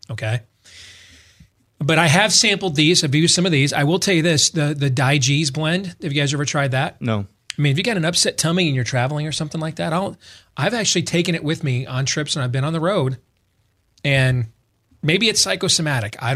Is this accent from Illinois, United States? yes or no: no; Missouri, United States; I'm I'm from Missouri, you got to show me type.